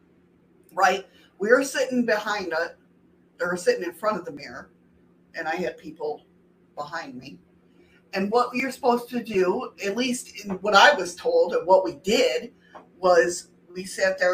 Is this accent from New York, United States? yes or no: yes; New York, United States; in my home state